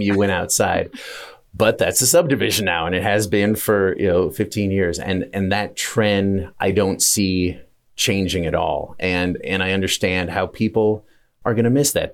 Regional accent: Meridian, Idaho, United States; where I grew up in Meridian

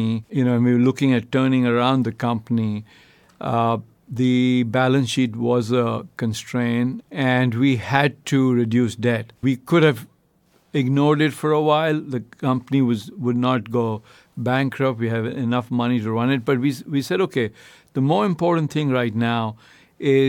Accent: India; moved away as an adult; now in United States; I grew up in India. You know, I've now been in the U.S. 22 years

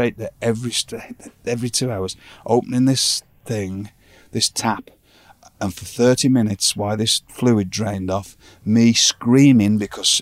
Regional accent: Blackpool, North West England, United Kingdom; moved away; in my hometown

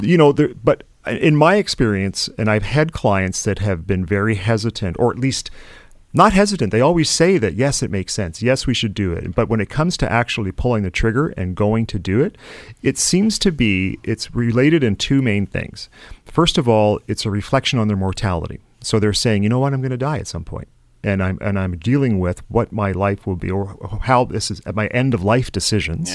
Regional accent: Canada; a Canadian investor

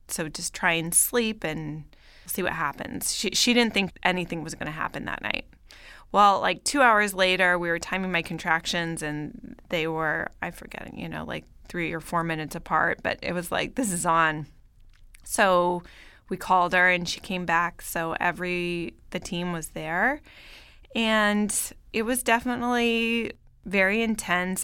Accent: Bay Area, Northern California, United States; moved away as an adult; also born or lived in Paris, France / New York, United States; now in Los Angeles, United States; I grew up in Northern California, in the Bay Area

